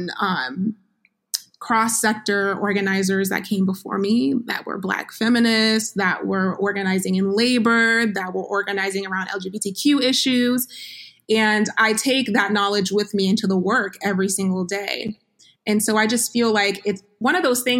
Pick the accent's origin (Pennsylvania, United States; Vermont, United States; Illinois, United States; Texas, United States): Vermont, United States; now in Georgia, United States; I live in Georgia. And I grew up in the Northeast. I grew up in Vermont